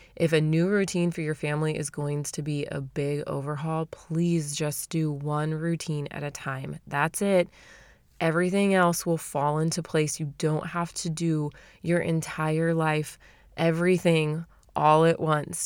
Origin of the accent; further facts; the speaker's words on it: Arizona, United States; moved away; I'm from Arizona, right? I'm from the valley